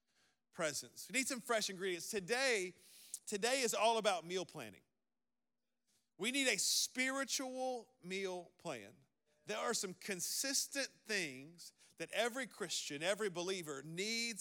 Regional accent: the South, United States; I'm from the South

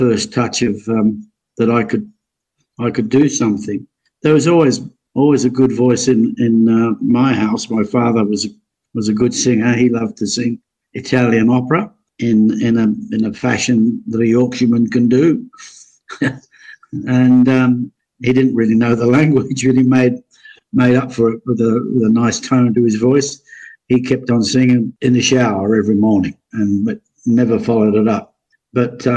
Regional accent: Adelaide, South Australia, Australia; growing up in Adelaide, and northern suburb of Elizabeth.

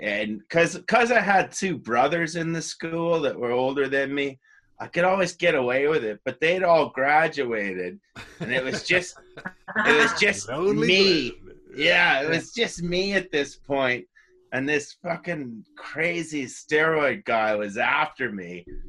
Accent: White Rock, British Columbia, Canada; Vancouver, White Rock.

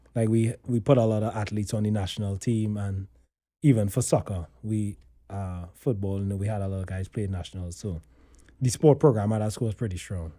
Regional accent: Trinidad & Tobago; moved away; I grew up in Trinidad

